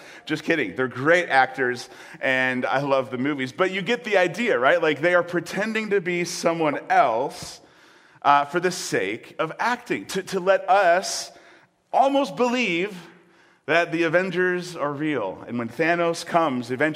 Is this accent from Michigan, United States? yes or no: yes; Michigan, United States; Born and raised in Michigan